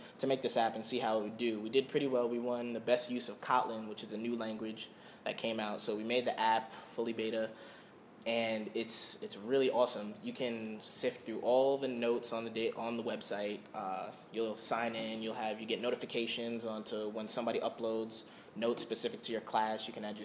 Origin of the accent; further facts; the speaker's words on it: Long Island, New York, United States; moved away as an adult; now in Florida, United States; I'm from New York. I'm from Long Island.